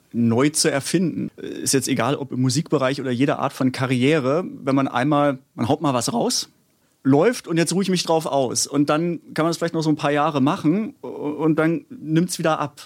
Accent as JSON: {"language": "German", "region": "Baden-Württemberg", "country": "Germany", "said": "ich komme auch aus Baden-Württemberg"}